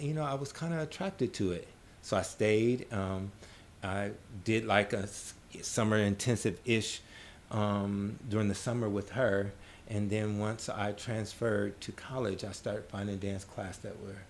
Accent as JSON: {"language": "English", "town": "Omaha", "region": "Nebraska", "country": "United States", "tie": "born or raised there", "also_born_or_lived": "New Orleans, Louisiana / Chicago, Illinois", "moved": "as an adult", "lives_now": "New York, United States", "said": "I grew up in Omaha, Nebraska."}